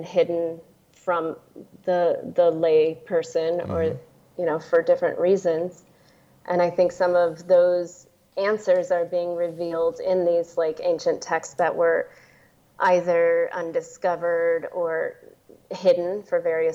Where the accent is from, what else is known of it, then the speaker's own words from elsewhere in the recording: Silicon Valley, San Francisco Bay Area, California, United States; I am originally from the Silicon Valley. I was born and raised